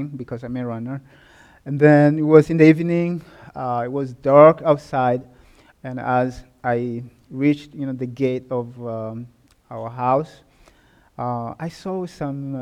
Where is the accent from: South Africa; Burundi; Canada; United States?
Burundi; moved away; I was born and raised in Burundi, a small country which is found in the east of Africa.